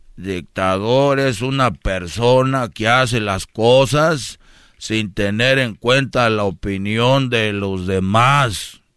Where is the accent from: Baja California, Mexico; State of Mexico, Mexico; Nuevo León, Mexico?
Nuevo León, Mexico; Monterrey; yo soy de Monterrey